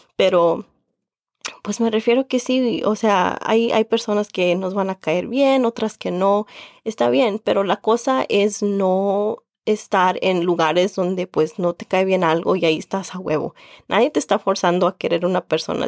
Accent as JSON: {"language": "Spanish", "country": "Mexico", "also_born_or_lived": "Indiana", "first_language": "Spanish", "moved": "yes", "lives_now": "Chicago, United States", "said": "soy mexicana con mucho orgullo"}